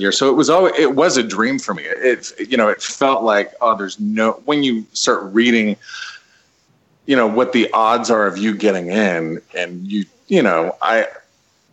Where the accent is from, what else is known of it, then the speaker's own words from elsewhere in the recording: Preston, Idaho, United States; We shot it in Preston, in my hometown